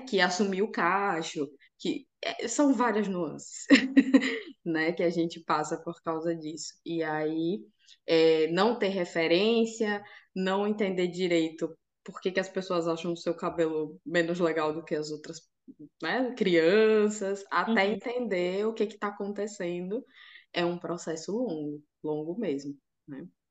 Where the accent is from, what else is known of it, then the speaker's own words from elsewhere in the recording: Aracaju, Sergipe, Brazil; now in Lisbon, Portugal; eu sou nordestina de Aracaju, lá do menor estado do Brasil, que delícia. Sergipe.